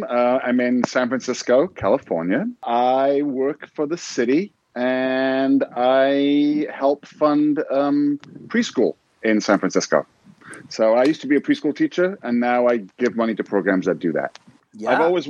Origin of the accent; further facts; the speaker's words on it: Newcastle upon Tyne, North East England, United Kingdom; moved away as an adult; also born or lived in United States; I grew up in Newcastle in the northeast of England in the 60s and 70s.